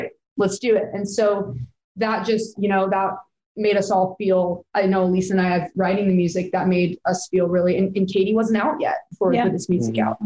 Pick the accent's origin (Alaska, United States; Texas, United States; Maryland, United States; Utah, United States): Utah, United States; Provo; the county that we grew up in was very, very LDS